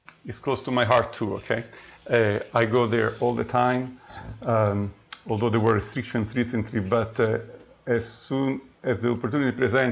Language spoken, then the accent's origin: English; Rome, Lazio, Italy; moved away as an adult; now in Calgary, Canada; I was born in Rome, and I was at university. At the University of Rome and also at the University of Siena, so two major universities of Italy. And then I did my doctoral studies, my PhD in Canada